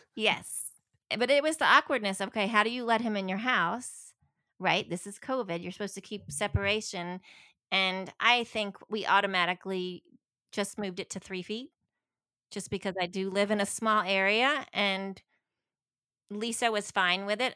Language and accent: English; the South, United States; I was from the South